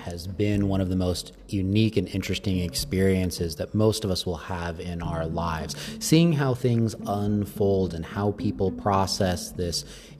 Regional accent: United States; moved away; Being an American but being abroad provided me with a unique perspective

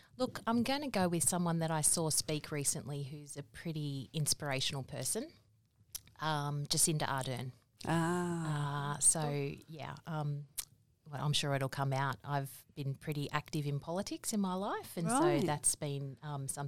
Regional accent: Fairfield, New South Wales, Australia; So born in Fairfield, grew up there, went to school in Merrylands.

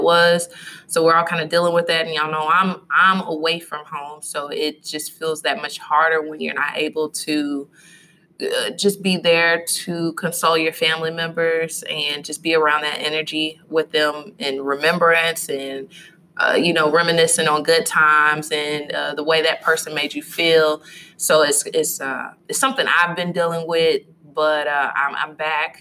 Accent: Louisville, Kentucky, United States; my hometown is Louisville, Kentucky

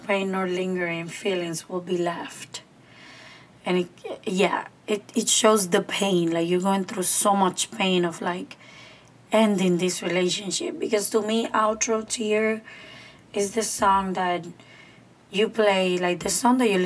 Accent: Cuba; moved away; my hometown's park

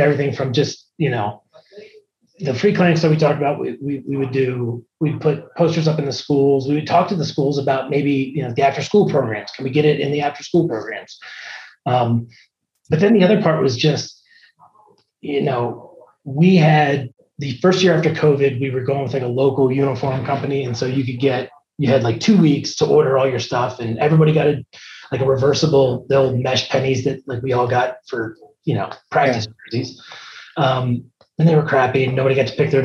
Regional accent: Maryland, United States; moved away as an adult; now in Hilliard, Ohio, United States; I grew up in Maryland

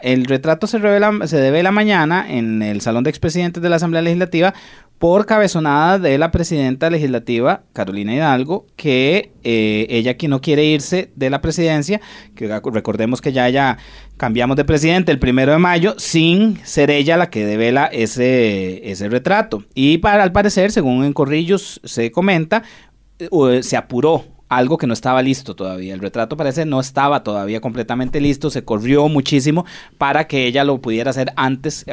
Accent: Costa Rica; así somos los ticos. Desgraciadamente, los ticos no nos gusta enfrentar.

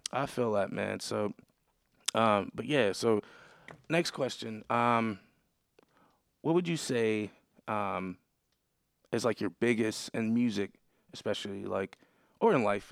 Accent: Buffalo, New York, United States; moved away as an adult; now in Pittsburgh, United States; I'm originally from Buffalo

